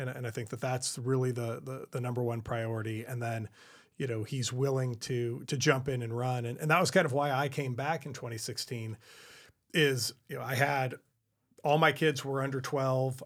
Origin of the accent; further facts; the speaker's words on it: California, United States; this is my hometown